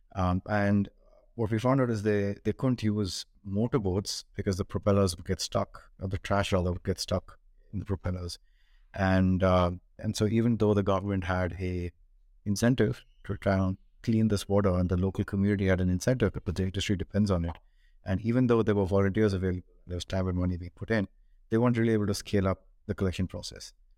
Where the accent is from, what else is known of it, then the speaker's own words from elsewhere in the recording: Bangalore, Karnataka, India; moved away as an adult; also born or lived in Hong Kong; I grew up in India, in Bangalore